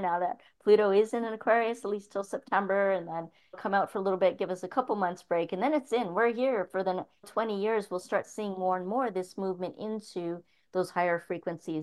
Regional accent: Toronto, Ontario, Canada; moved away as an adult; growing up in Toronto for the first 18 years of my life

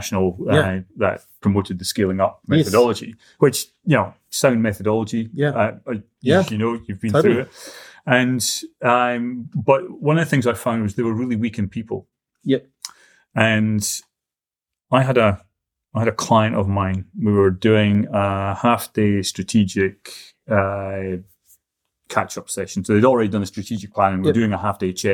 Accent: Scotland, United Kingdom; now in New Zealand; as a Scotsman who likes his money

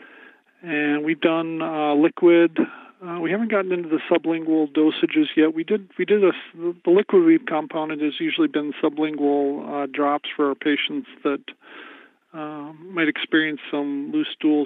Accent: Dickinson, North Dakota, United States; also born or lived in Fargo, North Dakota; lived in Fargo for a couple of years before moving back to my hometown of Dickinson

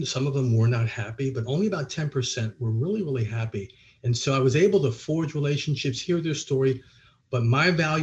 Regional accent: Allentown, Pennsylvania, United States; I was born and raised in Allentown, Pennsylvania, to two wonderful parents

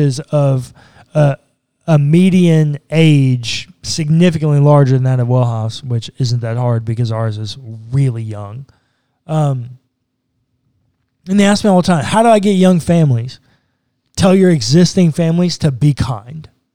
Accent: Texas, United States; being a Texan

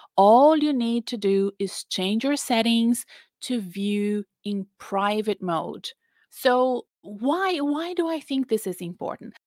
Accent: Brazil; English is a second language; now in Australia; my home country of Brazil. You know, I live in Australia, but I'm Brazilian. You can tell I have an accent

